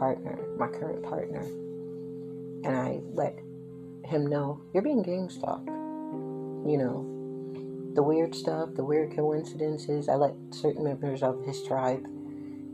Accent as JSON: {"language": "English", "town": "Philadelphia", "region": "Pennsylvania", "country": "United States", "tie": "born or raised there", "also_born_or_lived": "Willow Grove, Pennsylvania / Chester, Pennsylvania / Darby, Pennsylvania / Upper Darby, Pennsylvania", "said": "Willow Grove, my hometown. Born and raised in both Philly and Willow Grove."}